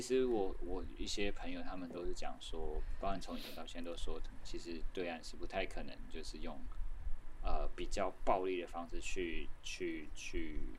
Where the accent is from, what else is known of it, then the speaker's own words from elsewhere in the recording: Taiwan; 我说我是台湾人